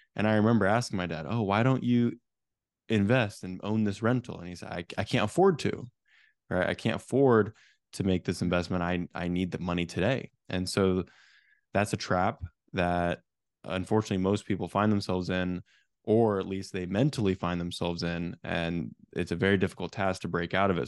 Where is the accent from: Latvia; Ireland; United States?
United States; Silicon Valley, California; I actually grew up in a real estate family back in Silicon Valley, California.